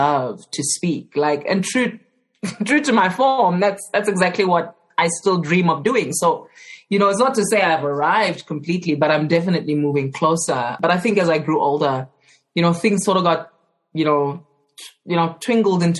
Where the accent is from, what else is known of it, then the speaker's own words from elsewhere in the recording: Johannesburg, Gauteng, South Africa; I grew up in Johannesburg, specifically in Alexandra